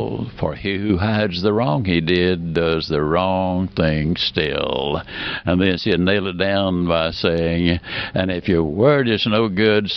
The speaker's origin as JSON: {"language": "English", "region": "Mississippi", "country": "United States", "tie": "born or raised there", "also_born_or_lived": "Alabama", "said": "I was born in Alabama and raised in Mississippi"}